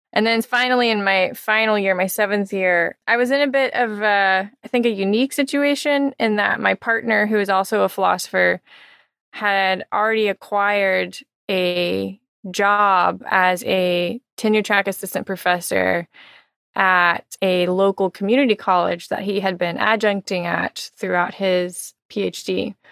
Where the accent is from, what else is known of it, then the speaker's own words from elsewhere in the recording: Texas, United States; moved away; also born or lived in Miami; I'm originally from Texas, so I'm very excited to be returning to my home state